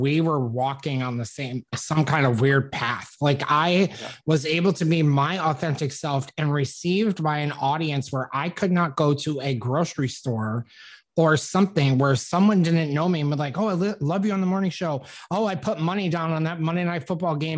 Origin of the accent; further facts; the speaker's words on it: upstate New York, United States; moved away; I was on the radio in upstate New York. I just graduated college. I'd moved back kind of in my hometown